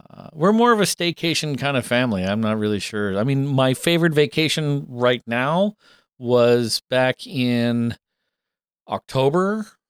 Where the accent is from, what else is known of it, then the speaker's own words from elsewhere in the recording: Canada; I'm a fucked up Canadian who doesn't watch hockey